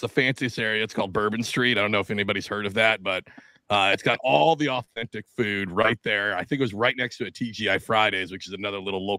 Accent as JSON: {"language": "English", "region": "New Jersey", "country": "United States", "said": "No, I'm from New Jersey."}